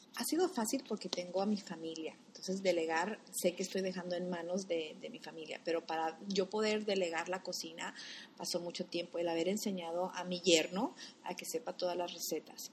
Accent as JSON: {"language": "Spanish", "town": "Guadalajara", "region": "Jalisco", "country": "Mexico", "tie": "born or raised there", "also_born_or_lived": "Cuautla, Jalisco", "moved": "yes", "lives_now": "United States", "said": "somos de originarios de Cuautla, Jalisco. Nos criamos en Guadalajara"}